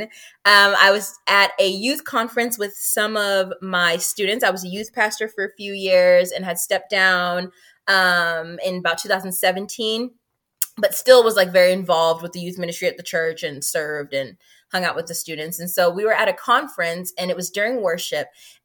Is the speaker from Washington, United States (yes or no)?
yes; Seattle, Washington, United States; moved away as an adult; also born or lived in Zimbabwe / Atlanta, Georgia / Hawaii; now in South Carolina, United States; I grew up in Seattle, Washington. I was actually born in Zimbabwe and moved to Seattle with my family when I was 4 years old. And then from there in 2015, I transitioned by myself to Atlanta, Georgia.